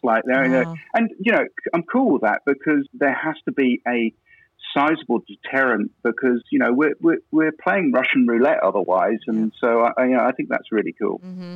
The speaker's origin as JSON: {"language": "English", "region": "England", "country": "United Kingdom", "also_born_or_lived": "Dominican Republic", "moved": "as an adult", "lives_now": "Quebec, Canada", "said": "I'm from England, UK"}